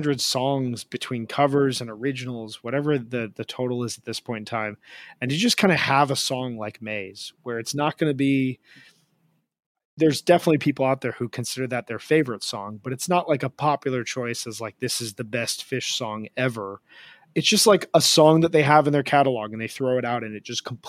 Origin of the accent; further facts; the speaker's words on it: Midwest, United States; growing up in the Midwest